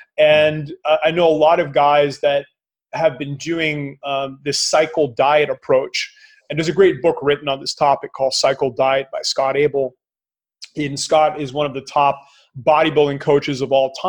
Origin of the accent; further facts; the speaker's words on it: Canada; I'm Canadian